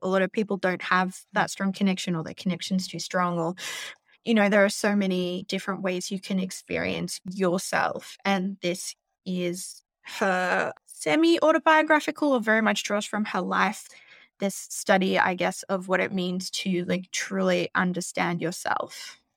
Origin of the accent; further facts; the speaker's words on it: Australia; now in New York, United States; I'm an Australian. I live in New York